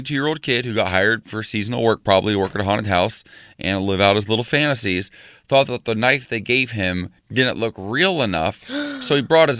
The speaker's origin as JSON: {"language": "English", "region": "Ohio", "country": "United States", "tie": "born or raised there", "moved": "yes", "said": "my home state of Ohio."}